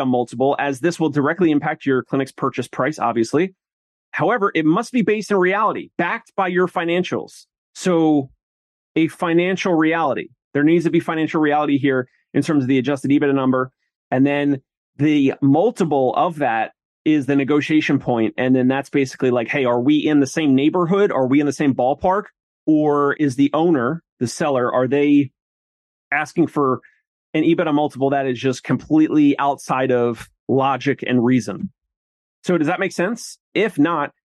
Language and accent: English; New Jersey, United States; I'm from South Jersey, so big Philly sports fan.